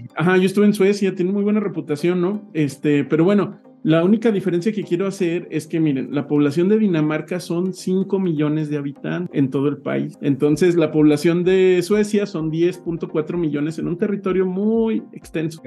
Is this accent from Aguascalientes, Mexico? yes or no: yes; Aguascalientes, Mexico; Aguascalientes, mi tierra natal